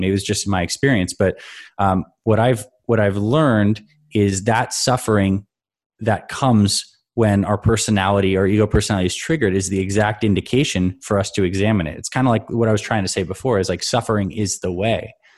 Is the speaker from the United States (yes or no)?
no; Canada; I grew up in Canada, so I skied a lot